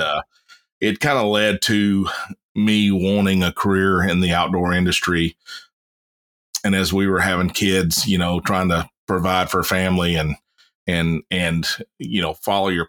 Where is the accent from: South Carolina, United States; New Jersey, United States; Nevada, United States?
South Carolina, United States; moved away as an adult; also born or lived in Kansas; now in Kentucky, United States; I'm originally born and raised in South Carolina, joined the military, moved away, and met a pretty little blonde from Kentucky, and she moved me back here